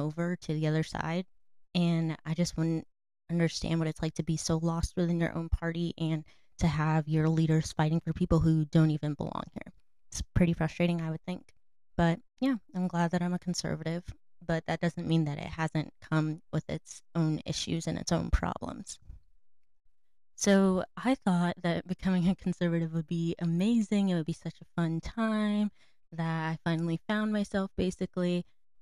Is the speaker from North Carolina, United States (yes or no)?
yes; North Carolina, United States; I'm from North Carolina.